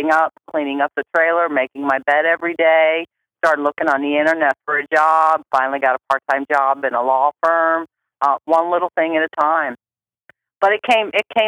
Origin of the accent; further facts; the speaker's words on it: Akron, Ohio, United States; I'm from Akron, Ohio.